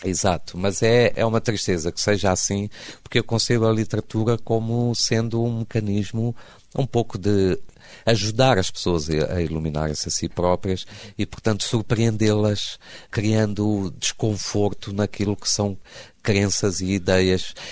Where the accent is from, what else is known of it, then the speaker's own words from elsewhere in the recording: Beira, Sofala, Mozambique; moved away; also born or lived in Porto, Portugal; na cidade da Beira, que foi onde eu cresci, onde me tornei adolescente